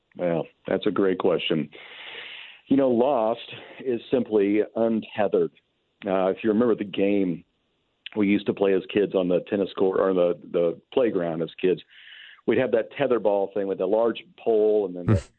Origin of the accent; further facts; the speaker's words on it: Kentucky, United States; moved away as an adult; now in California, United States; I'm still marked as an as a Californian, even though I am from Kentucky